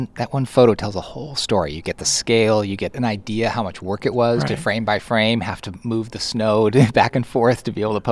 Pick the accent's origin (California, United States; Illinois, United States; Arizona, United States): California, United States; Southern; where I grew up down in Southern California